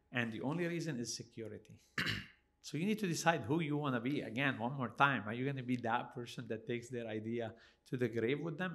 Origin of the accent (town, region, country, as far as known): Canada